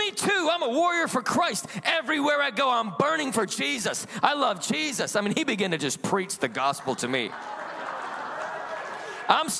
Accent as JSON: {"language": "English", "town": "Salt Lake City", "region": "Utah", "country": "United States", "tie": "born or raised there", "said": "I was born and raised in Salt Lake City, Utah."}